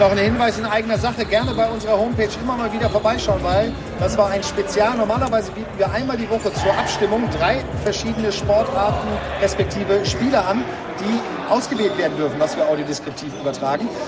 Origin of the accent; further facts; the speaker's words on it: Bonn, North Rhine-Westphalia, Germany; Was, was mir als Bonner ja wehtut